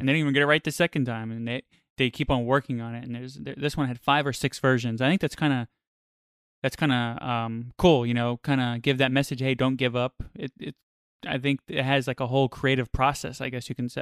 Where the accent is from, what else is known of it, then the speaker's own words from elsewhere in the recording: New York, United States; I grew up in New York